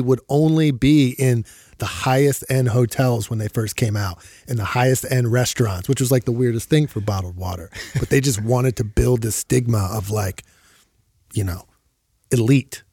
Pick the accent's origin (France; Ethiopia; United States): United States; Philadelphia, Pennsylvania; moved away; I moved back to my hometown of Philadelphia